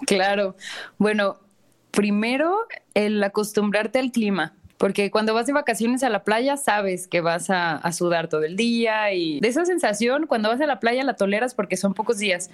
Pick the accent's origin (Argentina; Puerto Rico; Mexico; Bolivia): Mexico; Guadalajara, Jalisco; moved away; also born or lived in Mexico City; Yo soy de Guadalajara.